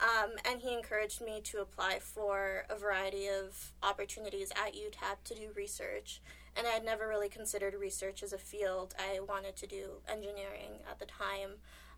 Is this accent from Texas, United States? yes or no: yes; El Paso, Texas, United States; moved away as an adult; now in Rochester, United States; I'm from El Paso, Texas.